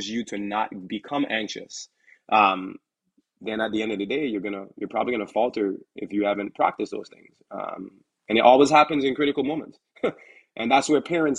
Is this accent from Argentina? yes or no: no; U.S. Virgin Islands; now in United States; I'm originally from the Virgin Islands, St. Thomas